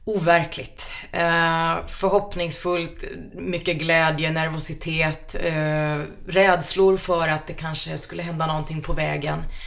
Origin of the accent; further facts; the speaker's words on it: Flen, Södermanland, Sweden; moved away; i den lilla hålan där jag är ifrån i Flen